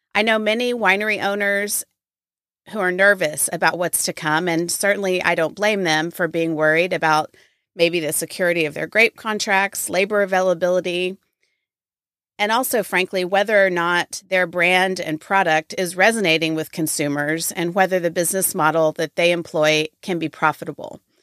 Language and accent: English; Waco, Texas, United States; I grew up in Waco, and so this is my hometown wine festival